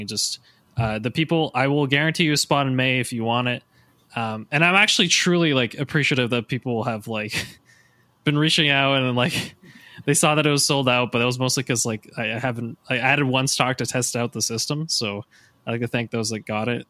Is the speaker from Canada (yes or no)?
yes; Canada; most of the coaches and myself are Canadian